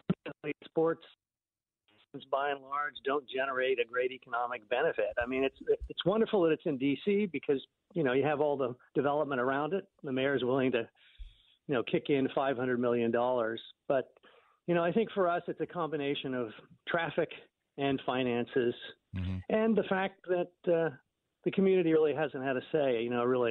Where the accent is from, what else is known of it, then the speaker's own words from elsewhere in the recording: Alexandria, Virginia, United States; I grew up in Alexandria